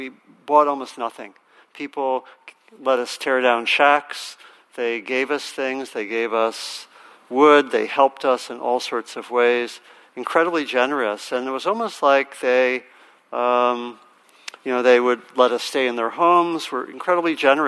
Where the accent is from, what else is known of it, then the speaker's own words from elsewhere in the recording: Maryland, United States; moved away; also born or lived in Virginia; I grew up in Maryland and my parents moved to Virginia